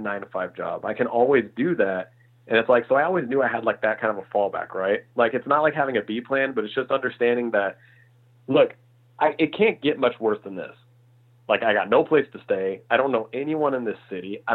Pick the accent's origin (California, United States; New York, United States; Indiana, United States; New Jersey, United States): Indiana, United States; moved away as an adult; also born or lived in Illinois; now in Los Angeles, United States; I'm from, I grew up in Indiana. So I'm a, you know, full on Midwest boy, born in Illinois, raised in Indiana